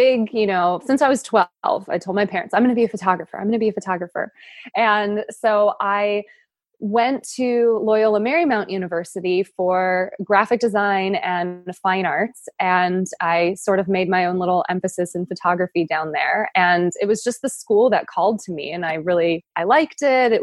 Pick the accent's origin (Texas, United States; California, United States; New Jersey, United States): California, United States; San Jose; also born or lived in Los Angeles, United States / Costa Rica; now in San Clemente, United States; I'm actually originally from the Bay Area, San Francisco Bay Area. So grew up in San Jose up there